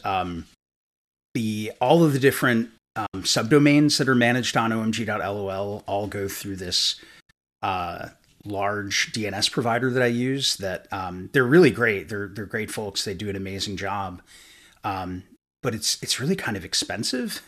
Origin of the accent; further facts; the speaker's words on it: New York, United States; now in Kentucky, United States; I'm from New York originally, so I, I don't quite have the Kentucky accent